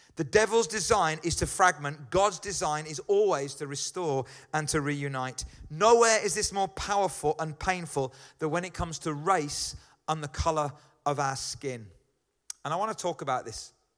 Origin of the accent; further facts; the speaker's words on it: Birmingham, West Midlands, United Kingdom; accent: Brummie; I'm a Brummy